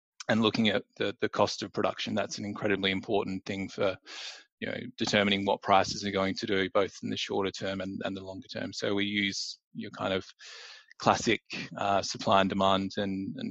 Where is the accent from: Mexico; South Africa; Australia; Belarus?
Australia; moved away as an adult; now in London, United Kingdom; I'm originally from Australia, from down in Meningi, the Mighty Bears